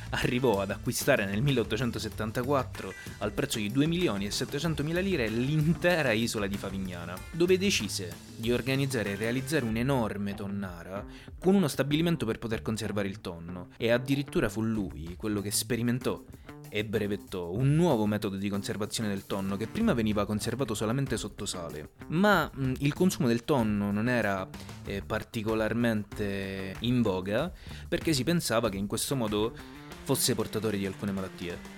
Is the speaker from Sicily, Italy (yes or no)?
yes; Sicily, Italy; E io da buon siciliano non potevo che cominciare con la famiglia Florio.